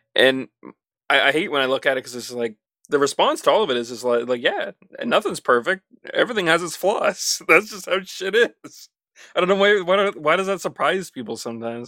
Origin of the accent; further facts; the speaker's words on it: Canada; as a Canadian